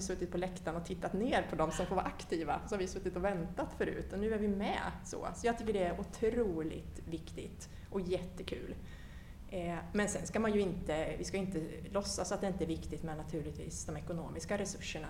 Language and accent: Swedish; Linköping, Östergötland, Sweden; moved away as an adult; also born or lived in Stockholm; now in Ekerö, Sweden; jag är född och uppvuxen i Linköping. Eh, bodde där tills jag var 19, flyttade till Stockholm, har varit i Stockholm sedan dess